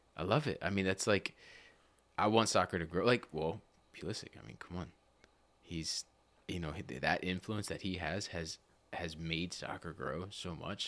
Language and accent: English; Lebanon, Pennsylvania, United States; also born or lived in Cleona, Pennsylvania; grew up Lebanon, Lebanon, uh, South Lebanon, really